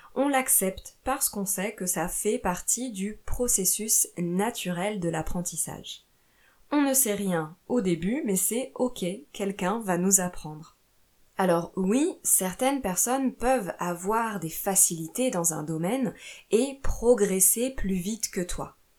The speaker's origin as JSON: {"language": "French", "country": "France", "also_born_or_lived": "Italy / Portugal / Brazil"}